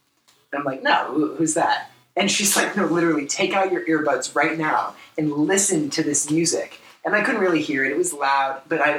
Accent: United States; as three American dudes sitting here

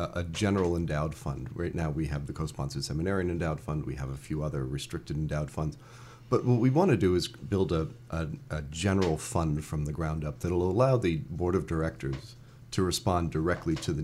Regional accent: Hollywood, Florida, United States; moved away as an adult; I am a native of Hollywood, Florida. I grew up in the part of the world where you have to drive north to go south.

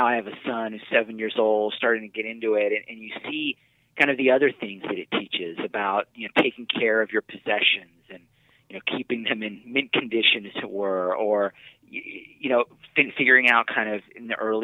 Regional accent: San Diego, California, United States; I'm from San Diego

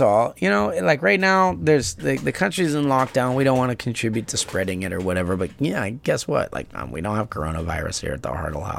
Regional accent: United States; I'm American. I can't change that easy.

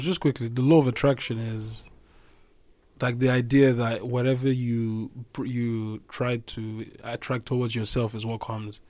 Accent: Nigeria; we grew up in Nigeria

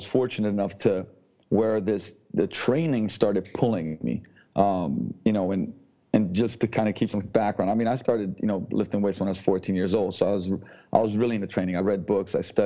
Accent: Slovenia; moved away as an adult; also born or lived in London, United Kingdom; now in Seattle, United States; I come from Slovenia. I was born and raised in Yugoslavia before the war, turned into Slovenia afterwards

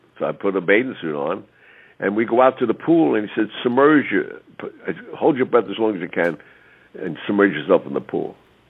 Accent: New York City, New York, United States; I was born on Mulberry Street

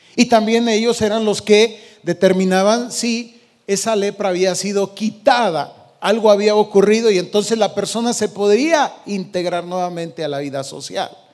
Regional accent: Michoacán, Mexico; moved away; allá de donde yo vengo, de Michoacán

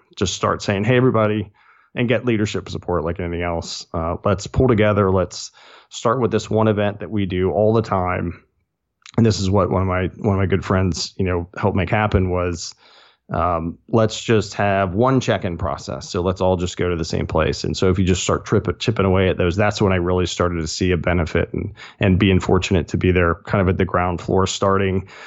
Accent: Chesterfield County, central Virginia near Richmond, United States; moved away as an adult; also born or lived in Charlottesville, Virginia; now in Blacksburg, United States; really grew up in central Virginia near Richmond, uh, just south of there.

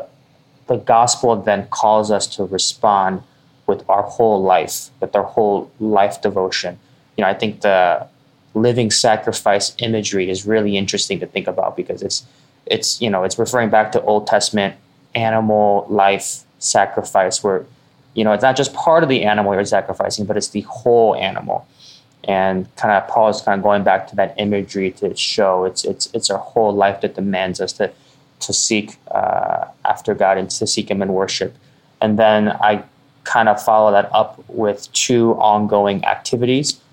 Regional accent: United States; for us as American Christians

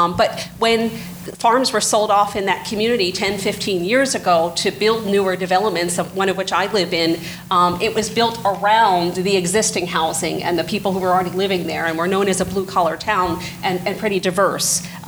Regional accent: Burlington County, New Jersey, United States; I'm from Burlington County

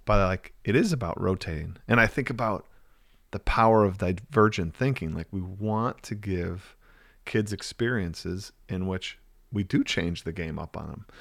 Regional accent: near Milwaukee, Wisconsin, United States; also born or lived in Cincinnati, United States; moved back to my hometown, which is about twenty minutes outside Milwaukee

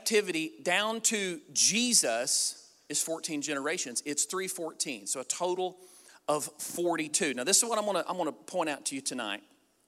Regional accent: Southeast Missouri, United States; I'm from Southeast Missouri.

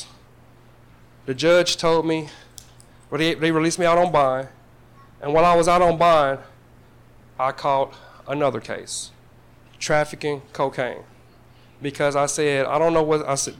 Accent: Paducah, Kentucky, United States; Growing up in Paducah, I was raised by an adoptive family

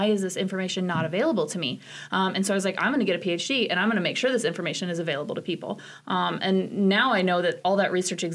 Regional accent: Wilmington, Ohio, United States; now in Nebraska, United States; I grew up in Wilmington, Ohio, which is a relatively small town for Ohio

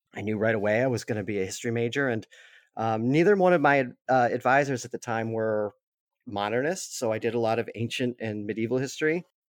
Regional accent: Massachusetts, United States; I grew up in, I'm in Massachusetts

